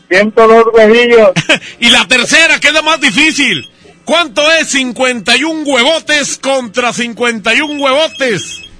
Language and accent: Spanish; Basque Country, Spain; No van a pensar que locutores así como yo, que soy una vasca.